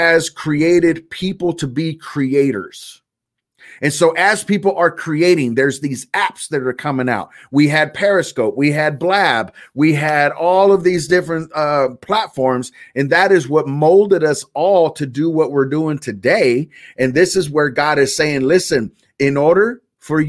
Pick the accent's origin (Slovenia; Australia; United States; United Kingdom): United States; California; I was raised in California, so I remember the earthquakes.